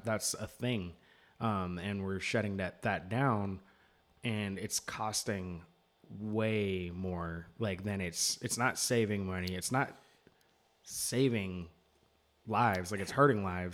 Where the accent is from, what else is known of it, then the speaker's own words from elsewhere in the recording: United States; as an American